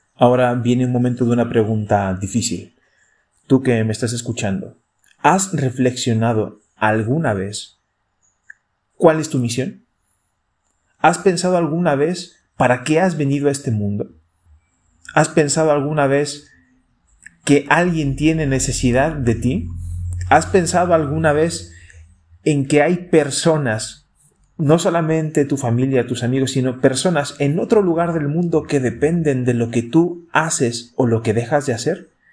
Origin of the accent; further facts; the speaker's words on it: Santiago, Santiago Metropolitan Region, Chile; moved away as an adult; also born or lived in Spain; now in Salta, Argentina; yo soy de Santiago de Chile